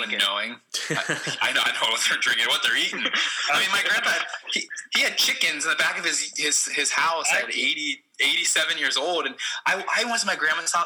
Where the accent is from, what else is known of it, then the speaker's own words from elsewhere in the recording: Columbus, Ohio, United States; I'm from Columbus, but parents from Italy, grandparents from Italy, I'm first generation